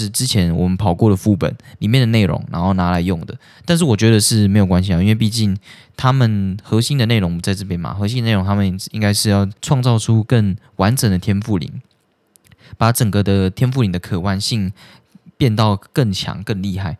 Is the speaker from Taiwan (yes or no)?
yes; Taiwan; 我们是台湾人，然后我们就在那边聊天什么的